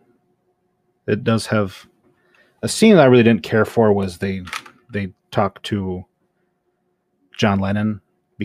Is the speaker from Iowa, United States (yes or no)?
yes; about an hour from Clear Lake, Iowa, United States; about an hour away from where Don Jordan and I grew up in Clear Lake, Iowa